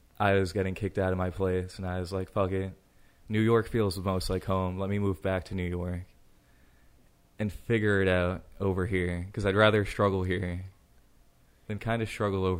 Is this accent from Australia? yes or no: no; Ireland; So, luck, I guess I'm Irish and I can look at the ground and I can find a four-leaf clover.